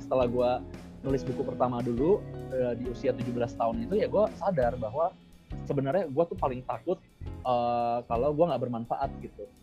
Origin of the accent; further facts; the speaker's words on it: Indonesia; kita ini semua orang Indonesia